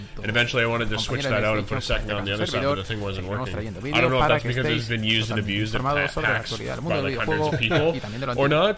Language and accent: English; Canada; I'm from Canada